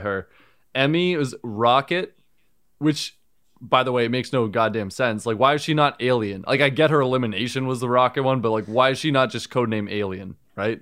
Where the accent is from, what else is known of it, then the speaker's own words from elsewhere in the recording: Northeast, United States; I'm from the Northeast